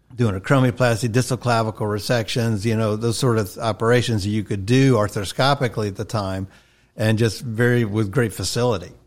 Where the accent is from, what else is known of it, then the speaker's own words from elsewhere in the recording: Atlanta, Georgia, United States; when I turned five, he became a citizen, and that's when we moved back to Atlanta